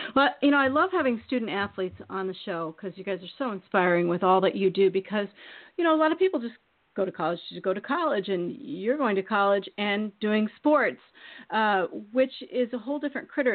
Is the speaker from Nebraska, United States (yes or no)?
no; Eastern Iowa, United States; now in Maine, United States; I'm from Iowa, and I was raised in Iowa, and I'm from Eastern Iowa